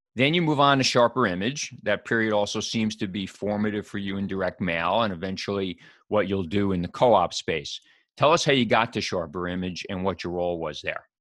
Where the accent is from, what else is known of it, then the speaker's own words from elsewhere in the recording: New York City, New York, United States; I grew up in New York City